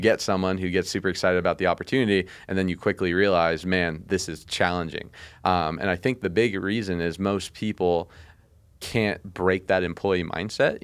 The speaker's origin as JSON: {"language": "English", "town": "Las Vegas", "region": "Nevada", "country": "United States", "tie": "born or raised there", "said": "I grew up in Vegas"}